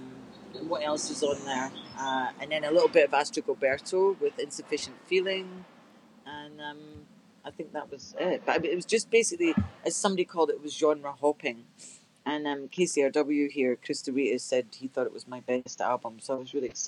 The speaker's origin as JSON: {"language": "English", "town": "Glasgow", "region": "Scotland", "country": "United Kingdom", "tie": "born or raised there", "moved": "yes", "said": "Glasgow, my hometown"}